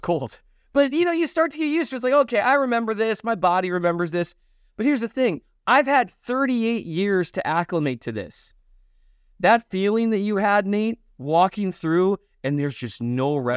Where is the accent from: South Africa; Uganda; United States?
United States; moved away; also born or lived in North Dakota / Minnesota / Kansas City; I grew up in North Dakota and Minnesota.